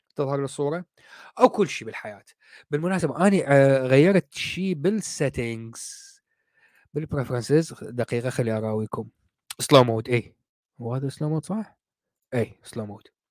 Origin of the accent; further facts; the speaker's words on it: Iraq; moved away as an adult; now in United Kingdom; انا طالع من العراق صار لي قريب ال 20 سنه